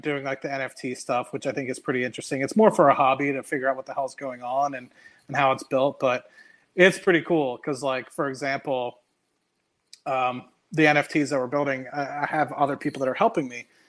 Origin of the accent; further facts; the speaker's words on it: United States; accent: American; also born or lived in Trinidad; i was american because of my accent